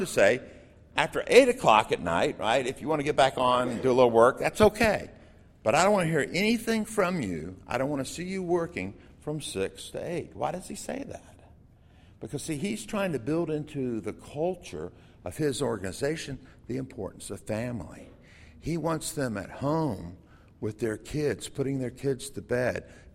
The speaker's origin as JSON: {"language": "English", "region": "Florida", "country": "United States", "tie": "born or raised there", "said": "I grew up in Florida"}